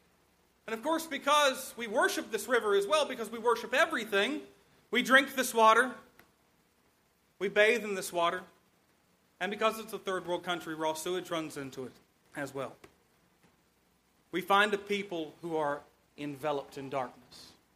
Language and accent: English; South Carolina, United States; South Carolina, my hometown, state